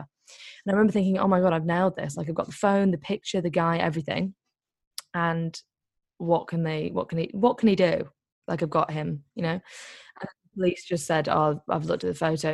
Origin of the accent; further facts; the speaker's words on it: Liverpool, North West England, United Kingdom; also born or lived in Greece; I'm actually from Liverpool